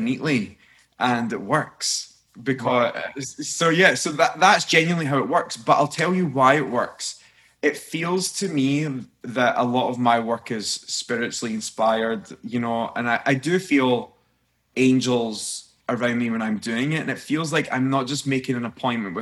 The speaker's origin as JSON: {"language": "English", "region": "Scotland", "country": "United Kingdom", "said": "I'm a Scotsman"}